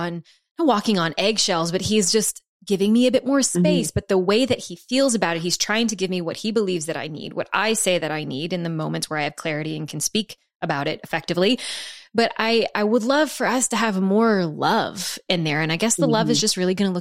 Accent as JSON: {"language": "English", "region": "the South", "country": "United States", "said": "I'm from the South"}